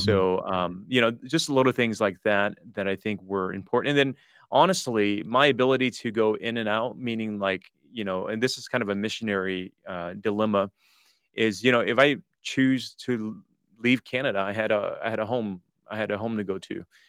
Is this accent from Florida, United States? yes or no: no; Detroit, Michigan, United States; moved away as an adult; also born or lived in Toronto; all my grade school years, high school years, um, was there